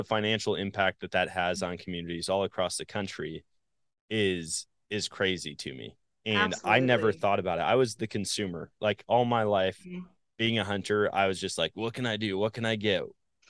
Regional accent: Wisconsin, United States; moved away; growing up in Wisconsin

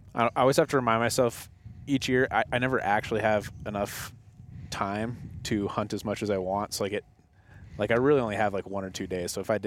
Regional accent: Colorado, United States; moved away as an adult; also born or lived in Casper, Wyoming; now in Wyoming, United States; I grew up in Colorado, but I moved up there a couple years ago, and that's actually where our company is now based out of, is Casper, Wyoming.

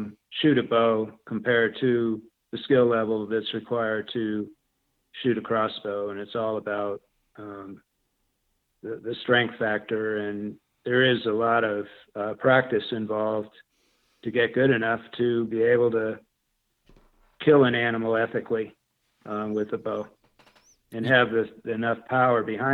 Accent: New England, United States; moved away; I grew up in New England

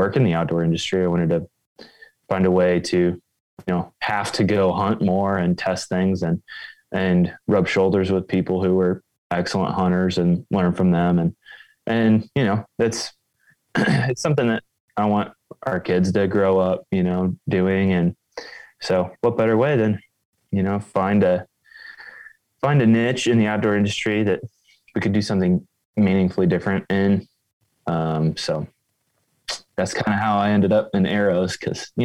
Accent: just north of Indianapolis, central Indiana, United States; now in Wisconsin, United States; I grew up in central Indiana, just north of Indianapolis

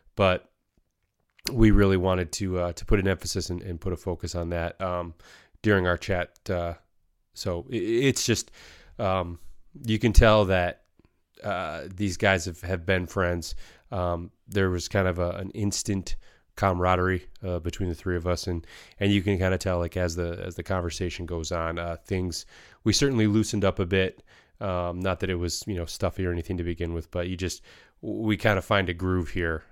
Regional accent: Michigan, United States; moved away as an adult; I grew up in Michigan, very similar upbringing to you guys

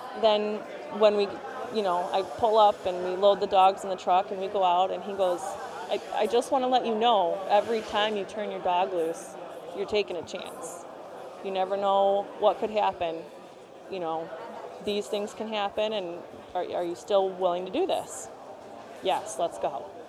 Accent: Brookfield, Wisconsin, United States; also born or lived in Milwaukee; I grew up in Brookfield, which is 20 minutes outside the city of Milwaukee, 20 minutes west

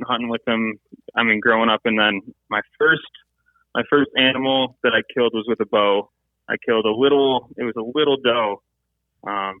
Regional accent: Michigan, United States; went to school in Michigan, grew up in Michigan, and kind of been here my whole life. So Michigan is my home state.

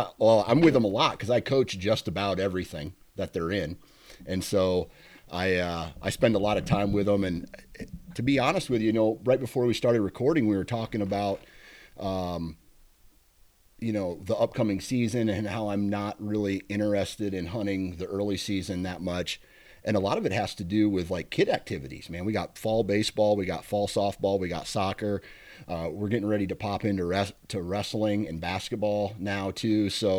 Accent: Iowa, United States; Iowa, my home state.

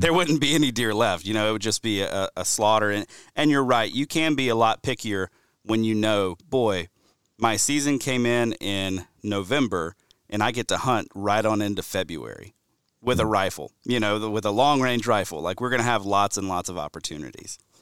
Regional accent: Alabama, United States; my home state of Alabama

